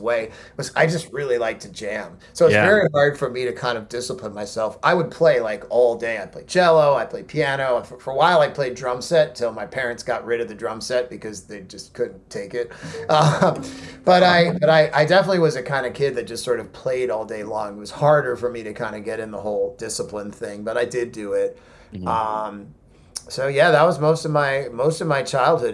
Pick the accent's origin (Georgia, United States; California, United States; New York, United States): New York, United States; Croton-on-Hudson; I grew up in a small town that's called Croton, New York, and Croton is sort of halfway between New York City and Woodstock